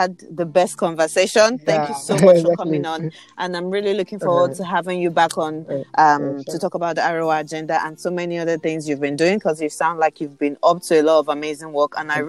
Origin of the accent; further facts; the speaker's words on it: Nigeria; I do believe that we are Nigerian youth.